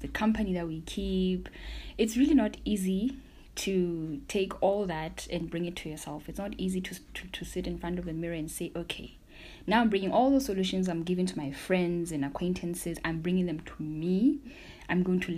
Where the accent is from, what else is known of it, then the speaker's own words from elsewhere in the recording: Maseru, Maseru District, Lesotho; I'm from Maseru, Lesotho, and I am a mental health practitioner